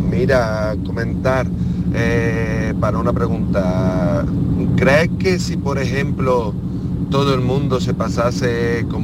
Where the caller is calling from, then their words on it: Alcalá de Guadaíra, Andalusia, Spain; Buenos días … de Alcalá de Guadaira. Me encanta vuestro programa.